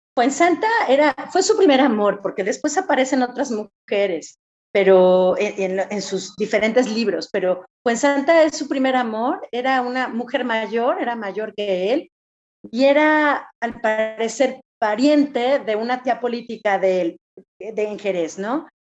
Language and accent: Spanish; Mexico; nosotros como mexicanos, no somos totalmente indígenas